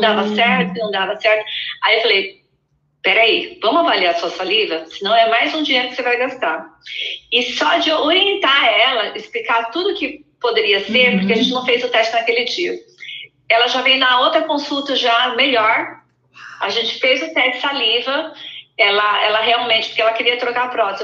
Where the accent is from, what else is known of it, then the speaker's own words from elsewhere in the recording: Mogi das Cruzes, São Paulo, Brazil; eu sou de Mogi das Cruzes, é, lá, coladinha São Paulo